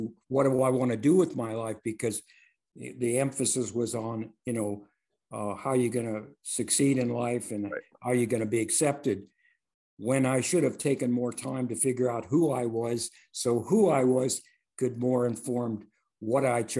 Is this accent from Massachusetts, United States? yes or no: no; Compton, California, United States; I grew up in Compton, California.